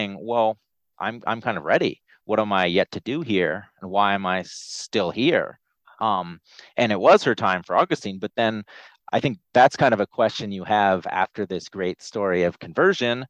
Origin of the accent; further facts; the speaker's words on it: Canada; moved away; there's the part of my childhood where I was growing up in Canada